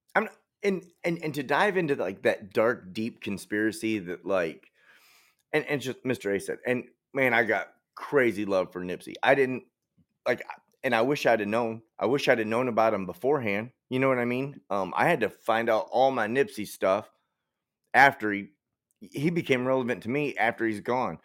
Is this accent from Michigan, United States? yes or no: yes; Detroit, Michigan, United States; I'm from Detroit.